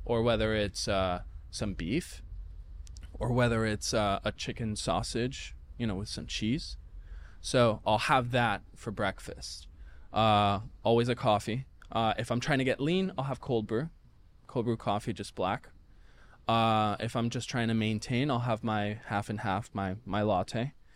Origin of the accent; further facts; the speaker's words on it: Puerto Rico; I'm from Puerto Rico, so very, very heavy on the rice and the beans